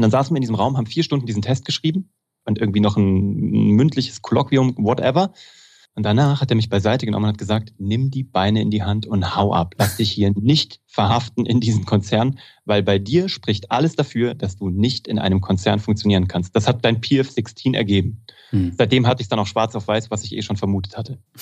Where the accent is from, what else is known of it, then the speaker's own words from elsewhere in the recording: Kassel, Hesse, Germany; moved away as an adult; also born or lived in Cologne; ich komme aus Kassel, das ist Preußen